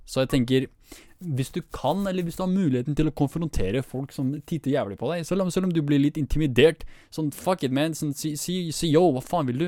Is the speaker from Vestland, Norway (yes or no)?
no; Vestby, Akershus, Norway; jeg er fra Vestby